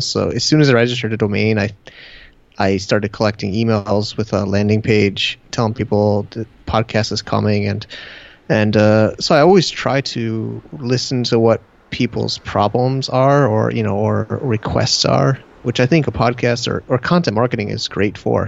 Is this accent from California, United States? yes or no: no; Connecticut, United States; moved away as an adult; also born or lived in Manhattan, New York / San Diego; now in China; my hometown in Connecticut